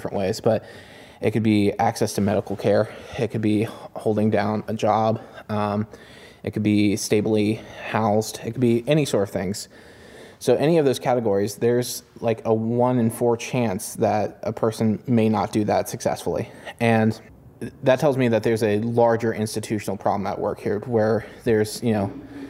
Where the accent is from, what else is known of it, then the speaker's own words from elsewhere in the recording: Elkins, West Virginia, United States; I grew up in Elkins, West Virginia, in a fairly lower middle class family